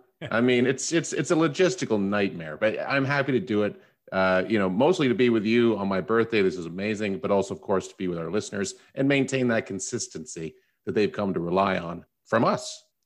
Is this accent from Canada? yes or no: yes; Canada; No, you know, being a Canadian, I really don't care about U.S. politics or have any of that type of depth of knowledge.